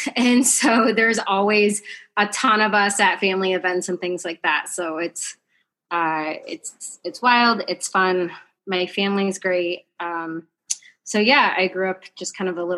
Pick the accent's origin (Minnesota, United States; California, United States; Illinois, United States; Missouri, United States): Illinois, United States; southern; moved away; I grew up in a really small town in southern Illinois, closer to Kentucky, not anywhere near Chicago